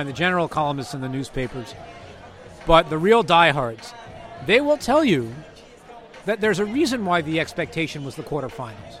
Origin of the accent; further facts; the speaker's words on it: United States; we're American